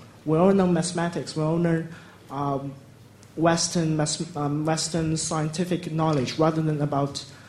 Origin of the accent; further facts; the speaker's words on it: China; I come from China